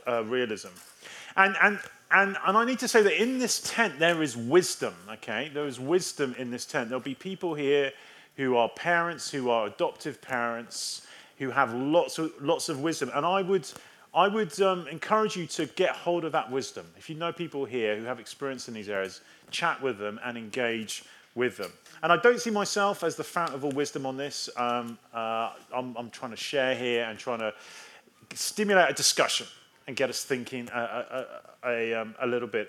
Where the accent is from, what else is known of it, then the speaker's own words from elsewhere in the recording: England, United Kingdom; I am English.